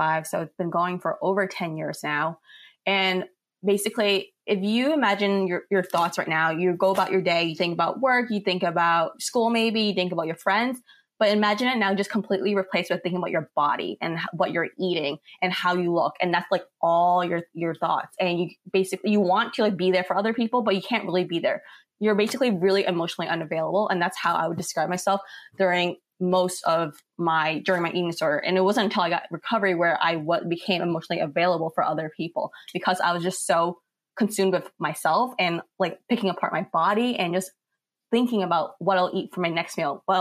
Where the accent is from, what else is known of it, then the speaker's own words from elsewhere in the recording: New York City, New York, United States; I'm from New York City